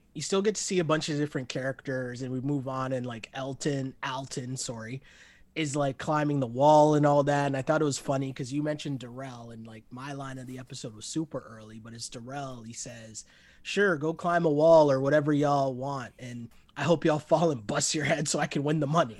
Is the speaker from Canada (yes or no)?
yes; Toronto, Ontario, Canada; we're both from Toronto